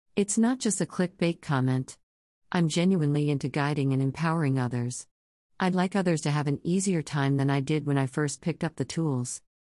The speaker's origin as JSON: {"language": "English", "town": "Coos Bay", "region": "Oregon", "country": "United States", "tie": "born or raised there", "moved": "as an adult", "lives_now": "New York City, United States", "said": "I was born and raised out in Coos Bay slash North Bend, Oregon. Despite being here in New York since I was 19 years old"}